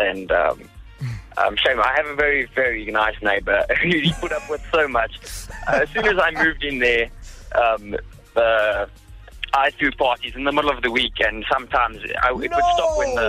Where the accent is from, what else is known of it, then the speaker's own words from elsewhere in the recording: Carltonville, Gauteng, South Africa; A small town called Carltonville.